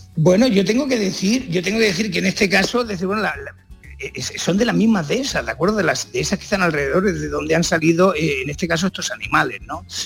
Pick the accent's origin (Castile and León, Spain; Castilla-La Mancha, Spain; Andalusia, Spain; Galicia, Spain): Andalusia, Spain; Valle de los Pedroches; moved away; para mí esa es mi tierra